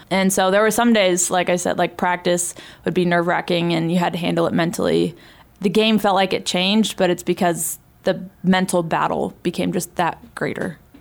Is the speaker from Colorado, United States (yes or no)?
no; San Diego, California, United States; moved away; also born or lived in Montana; I was in my hometown